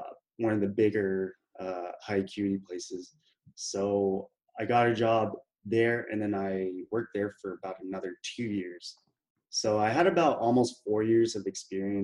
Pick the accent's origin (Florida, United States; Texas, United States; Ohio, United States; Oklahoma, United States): Texas, United States; Killeen; also born or lived in Houston, Texas; I'm from Killeen, Texas, which some of y'all might know. It's next to Fort Hood, Central Texas, basically. So I was born and raised there